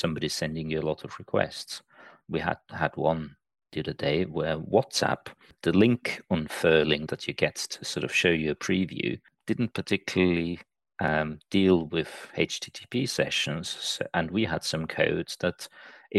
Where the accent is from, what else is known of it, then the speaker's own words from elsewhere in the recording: Austria; moved away as an adult; also born or lived in Liverpool / Manchester; now in United Kingdom; I'm originally from Austria. I came over here to study and stayed